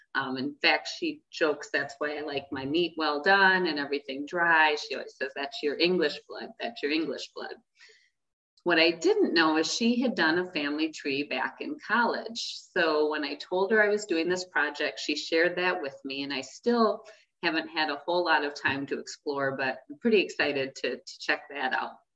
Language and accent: English; Great Lakes, United States; I grew up in the Great Lakes region, as did my natural father and my mom